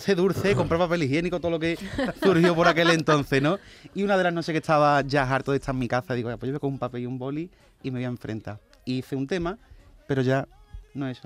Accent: Olivares, Andalusia, Spain; mi pueblo olivaré

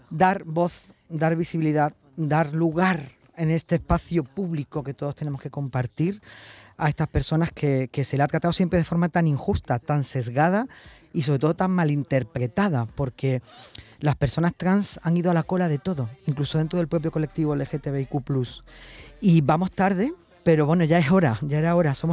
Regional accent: La Solana, Castilla-La Mancha, Spain; born there

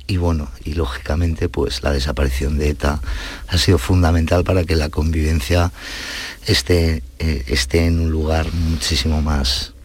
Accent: Basque Country, Spain; moved away; al ser hijos de inmigrantes y de una clase media obrera tirando a baja, nosotros íbamos a colegios públicos, donde eh, el euskera Mm, se estudiaba prácticamente como el francés

